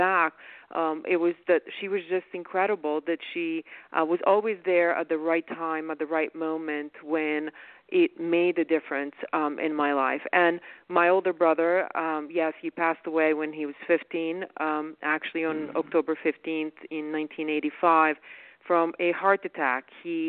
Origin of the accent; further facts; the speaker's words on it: Bosnia & Herzegovina; also born or lived in Yugoslavia; now in United States; I never expected to see the same kind of fear in her eyes that I had when I didn't know what was going to happen to me as a Muslim kid in former Yugoslavia and Bosnia then.